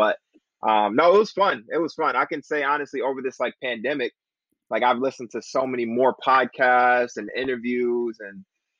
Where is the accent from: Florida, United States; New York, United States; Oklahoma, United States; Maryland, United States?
New York, United States; Uniondale; moved away as an adult; now in Cortland, United States; I am originally from Long Island. I went to Uniondale High School, graduated from Uniondale back in 2010. Came up to Cortland right after that, you know, fall of 2010, and never left.